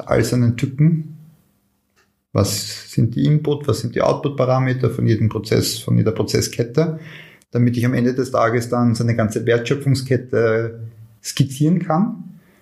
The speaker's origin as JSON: {"language": "German", "country": "Austria", "said": "bei uns in Österreich"}